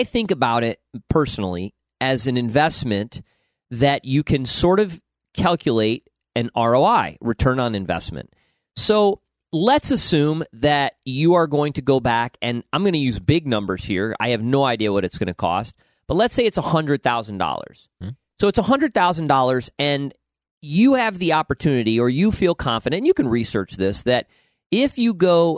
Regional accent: upstate New York, United States; moved away; every person I grew up with in upstate New York

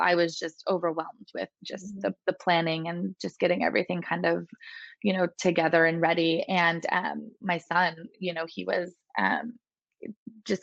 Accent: California, United States; moved away as an adult; now in Texas, United States; So we moved from California, where I was born and raised, never lived anywhere else, and moved out to Texas

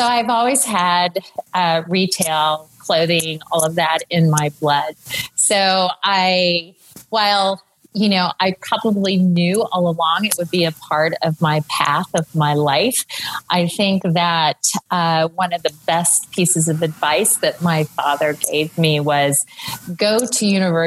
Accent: Tulsa, Oklahoma, United States; moved away as an adult; also born or lived in Michigan / New York; I'm from Tulsa, Oklahoma, and was sooner born and sooner bred until I became a Wolverine.

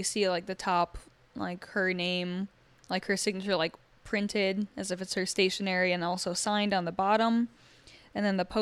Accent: Ann Arbor, Michigan, United States; my hometown, Ann Arbor, Michigan

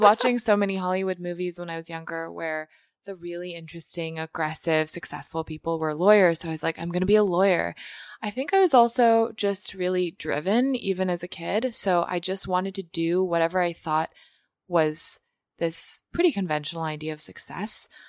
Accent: Mongolia; moved away; I grew up in Mongolia, which is a developing country

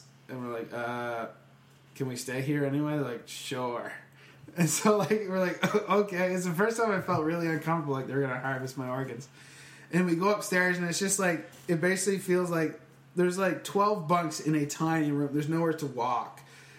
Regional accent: England, United Kingdom; I was bullied at this bar by French people for being English. There's no other reason for them to give me that other than we were the only English people in that bar.

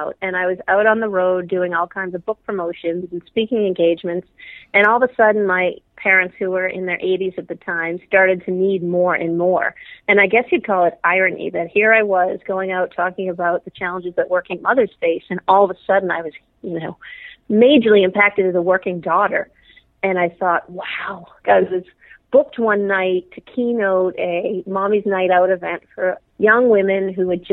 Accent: Dedham, Massachusetts, United States; I grew up outside of Boston in a town called Dedham

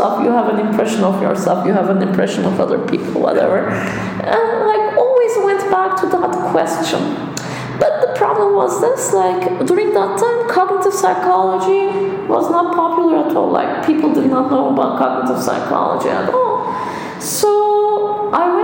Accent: Istanbul, Turkey; moved away; I'm from Istanbul

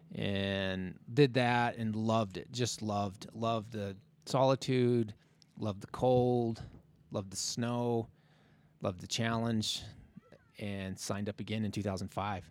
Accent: Logan, Utah, United States; I grew up in Logan, spent a lot of time in Logan

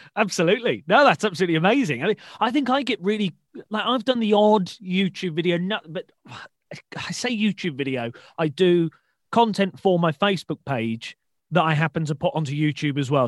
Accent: Shrewsbury, West Midlands, United Kingdom; now in Newcastle, United Kingdom; I live in Newcastle and support Newcastle United um, for my sins, mm. but I'm from Shrewsbury originally in the Midlands

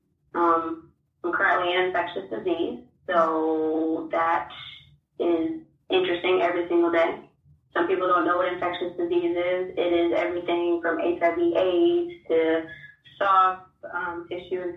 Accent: Georgia, United States; also born or lived in Alabama / Birmingham; I'm from Georgia. So I'm born and raised, and I am back in Georgia

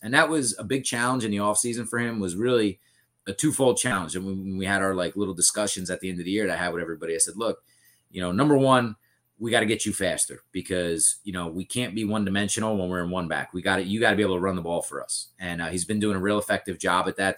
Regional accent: Bayville, New Jersey, United States; growing up in Bayville, I went to Central

